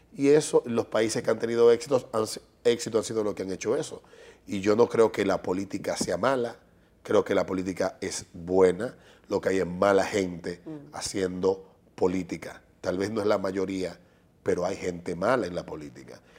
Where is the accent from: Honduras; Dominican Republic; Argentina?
Dominican Republic; somos dominicanos